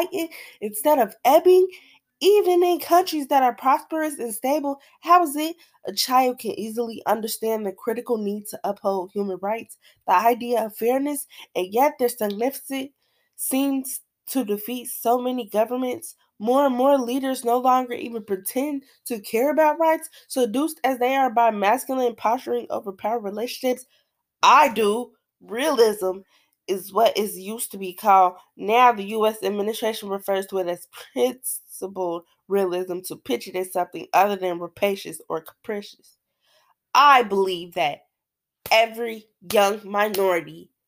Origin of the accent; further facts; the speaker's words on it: Cincinnati, Ohio, United States; I'm 17 years old, born and raised in Cincinnati